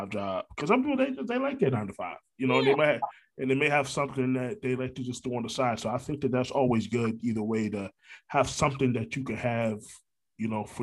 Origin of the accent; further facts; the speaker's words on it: Orlando, Florida, United States; also born or lived in Brooklyn, New York; I'm a Florida boy. I've been here since '93